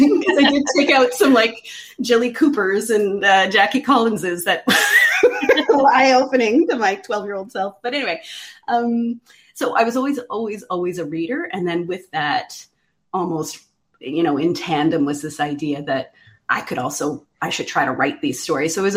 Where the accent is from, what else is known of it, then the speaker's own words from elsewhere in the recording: Quebec's Eastern Townships, Canada; I grew up in Quebec's Eastern Townships